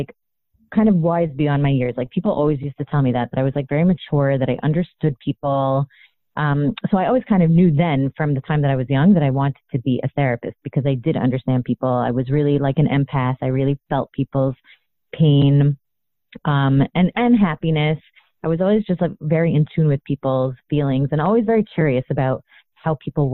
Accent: Toronto, Ontario, Canada; I grew up in Toronto, Canada

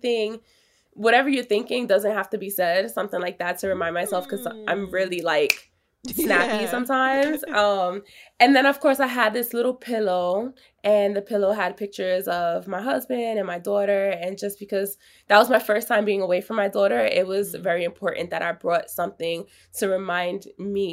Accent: New York City, New York, United States; I'm from New York

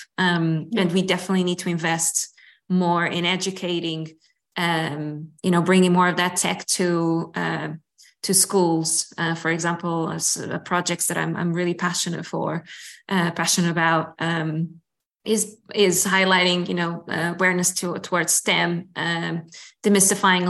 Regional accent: Lisbon, Portugal; in my hometown

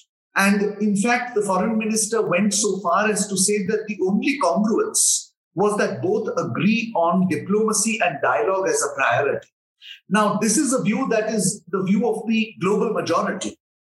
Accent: India

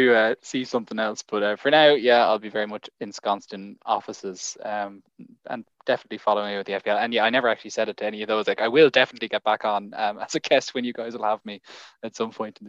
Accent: Ireland; accent: Irish

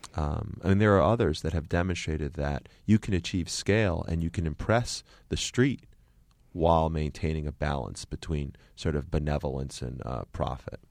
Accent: Connecticut, United States; moved away; also born or lived in Boston; when I grew up in Connecticut, there were no Iranians

